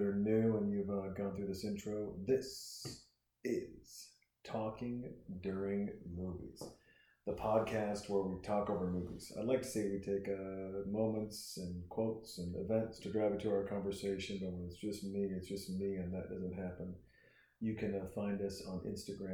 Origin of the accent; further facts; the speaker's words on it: Montana, United States; also born or lived in Portland, Oregon; I'm a young kid. I'm growing up in Montana